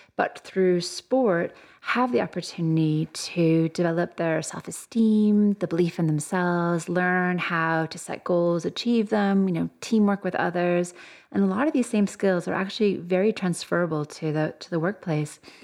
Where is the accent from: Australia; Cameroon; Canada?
Canada; moved away as an adult; now in Birmingham, United Kingdom; if you can probably tell from my accent, I'm not originally from here. I'm Canadian